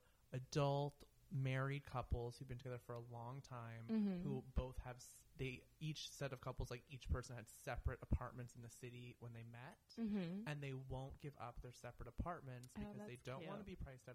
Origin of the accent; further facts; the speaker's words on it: New York, United States; moved away as an adult; now in West Hollywood, United States; I'm from New York